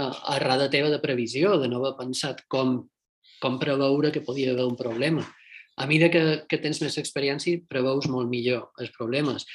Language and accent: Catalan; Mallorca, Balearic Islands, Spain; also born or lived in Madrid; now in El Puerto de Santa María, Spain; som mallorquí i suposadament som de Silla de la Calma